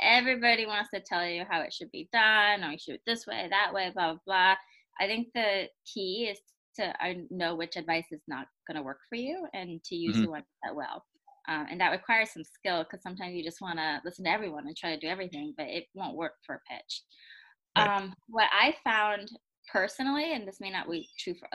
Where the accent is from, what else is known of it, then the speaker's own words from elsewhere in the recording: United States; I grew up in the United States